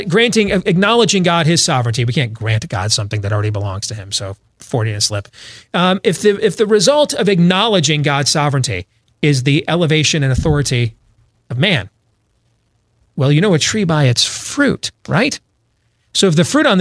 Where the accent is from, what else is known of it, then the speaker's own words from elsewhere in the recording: Grand Rapids, Michigan, United States; I grew up in Grand Rapids, Michigan, is where I went to high school